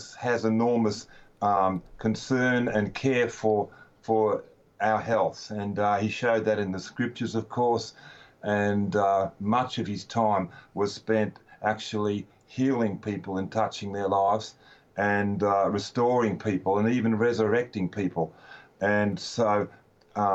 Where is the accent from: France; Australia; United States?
Australia; Melbourne, Victoria; I was born in Melbourne.